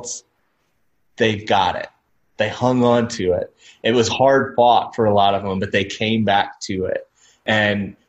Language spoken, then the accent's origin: English; Tennessee, United States; where did you grow up? And I said, Tennessee